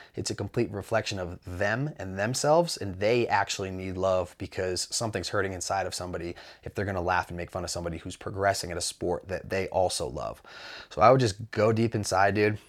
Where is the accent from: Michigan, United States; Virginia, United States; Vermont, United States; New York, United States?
Vermont, United States; Mount Snow; I grew up in Mount Snow, or I grew up riding at Mount Snow